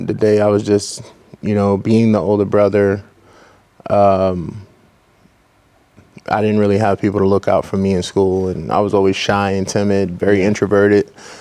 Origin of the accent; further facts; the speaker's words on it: New York City, New York, United States; Born and raised in the Bronx, New York